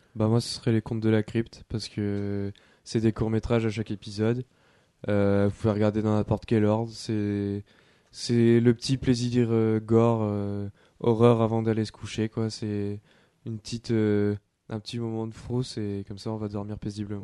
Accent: France; chez nous en France

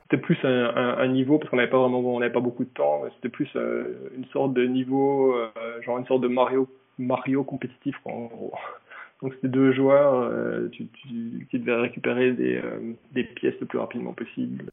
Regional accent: Besançon, Bourgogne-Franche-Comté, France; moved away as an adult; now in Japan; je viens de, Besançon, petite ville dans le, dans le Doubs, en Franche-Comté

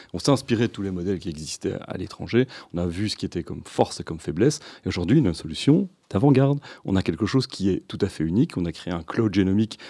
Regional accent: Brussels, Brussels-Capital Region, Belgium; also born or lived in Louvain-la-Neuve / Scotland / Italy; je, suis né à Bruxelles, j'ai grandi à Bruxelles, à Scarbeck

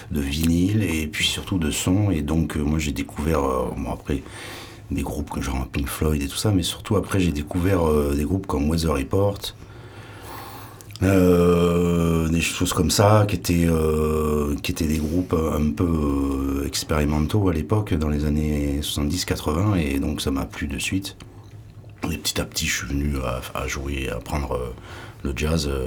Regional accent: Limoges, Nouvelle-Aquitaine, France; also born or lived in Paris banlieue; now in Landes, France; Je suis de Limoges. Je suis né à Limoges.

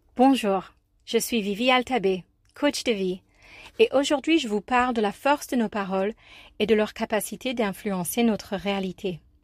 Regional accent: New York, United States; French is a second language; moved away as an adult; now in Marseille, France; je viens des États-Unis

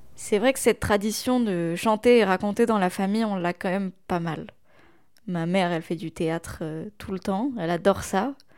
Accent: Brittany, France; first language Breton; French is a second language; also born or lived in Rennes; le breton, c'est ma langue maternelle et paternelle. Chez moi, avec mes parents et mes frères, c'est notre langue

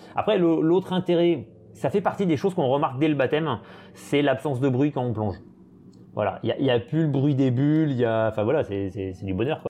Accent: French Polynesia; moved away; also born or lived in Brest / Perpignan; j'ai passé toute mon enfance en Polynésie, j'ai fait toute ma scolarité en Polynésie

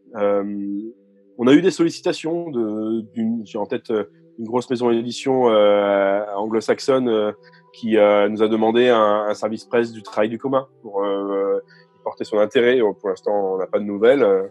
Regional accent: France; en tant que Français lisant du français

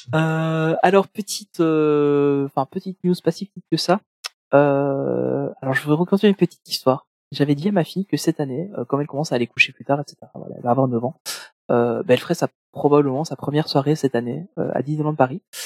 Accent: Belgium; je suis belge

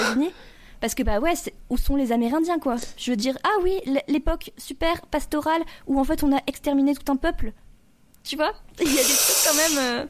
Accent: France; on qu'on connaît pas nous en tant que français

